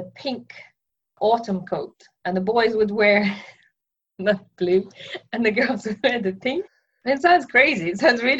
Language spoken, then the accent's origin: English; Russia; moved away; I was born in Russia in 1980, so it was still a Soviet Union